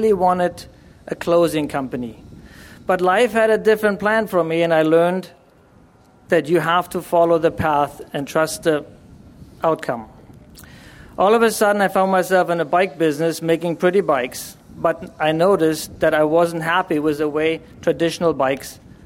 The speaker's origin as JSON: {"language": "English", "region": "Berlin", "country": "Germany", "tie": "born or raised there", "moved": "yes", "said": "I was born and raised in Germany. I grew up in Berlin at the time, and we still had a Berlin Wall"}